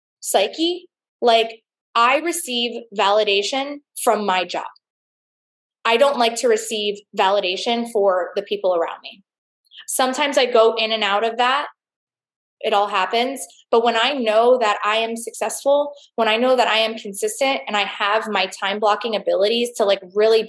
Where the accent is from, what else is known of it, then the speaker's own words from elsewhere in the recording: Fort Lauderdale, Florida, United States; I'm from Fort Lauderdale, Florida